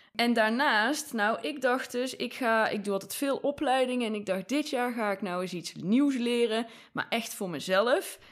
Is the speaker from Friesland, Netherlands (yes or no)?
no; Rucphen, North Brabant, Netherlands; also born or lived in Breda; in mijn ouderlijk huis, dus waar ik geboren ben